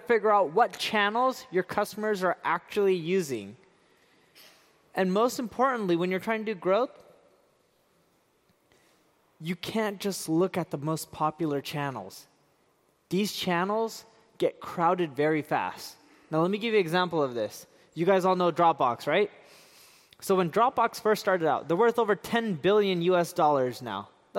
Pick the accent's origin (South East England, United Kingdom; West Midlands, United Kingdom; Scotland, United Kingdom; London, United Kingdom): London, United Kingdom; born there; also born or lived in Seattle; I was born in London, and I lived a lot of my life in Seattle, and the weather is just like this.